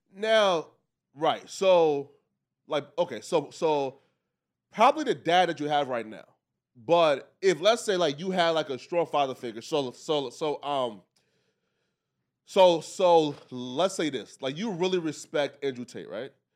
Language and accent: English; Liberia; moved away; I'm from Africa, right? I was actually born in Liberia.